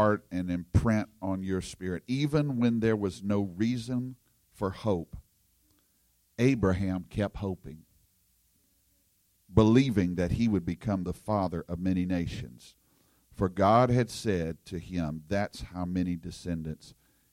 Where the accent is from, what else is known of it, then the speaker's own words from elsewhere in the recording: Louisiana, United States; I'm from Louisiana, and we have bayou down there